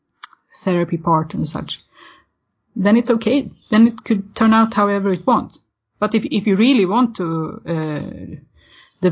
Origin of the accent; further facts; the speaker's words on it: Sweden; I'm born and raised in Sweden